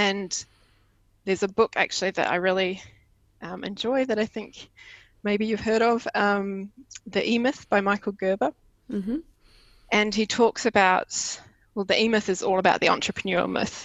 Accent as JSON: {"language": "English", "country": "New Zealand", "first_language": "English", "moved": "as an adult", "lives_now": "Denmark", "said": "I used to have an ordinary life in New Zealand, where I could speak my mother tongue of English and I had friends and family close"}